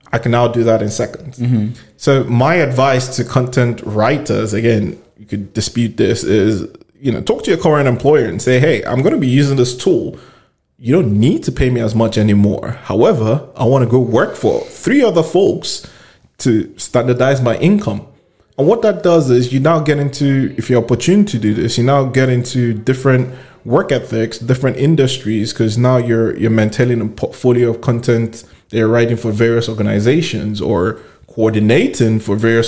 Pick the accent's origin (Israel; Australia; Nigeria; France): Nigeria; moved away; I come in from Nigeria